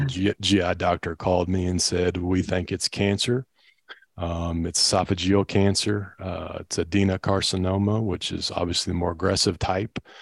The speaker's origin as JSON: {"language": "English", "town": "Louisville", "region": "Kentucky", "country": "United States", "tie": "born or raised there", "also_born_or_lived": "Bullitt County, Kentucky", "said": "born and raised in Louisville, Kentucky"}